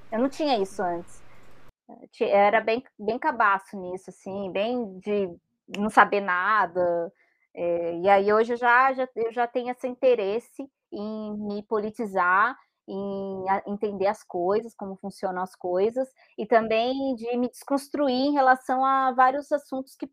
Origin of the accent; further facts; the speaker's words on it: Brazil; a gente é brasileira